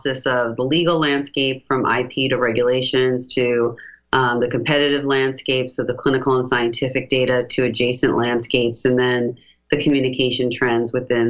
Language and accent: English; United States; as an American